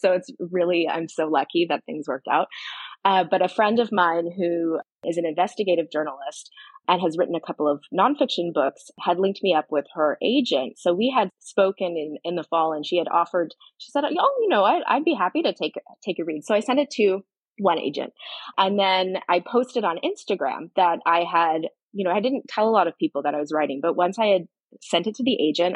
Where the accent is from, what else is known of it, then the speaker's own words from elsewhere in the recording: Barry's Bay, Ontario, Canada; moved away as an adult; also born or lived in Australia; now in Toronto, Canada; I grew up down a dirt road in the bush on a lake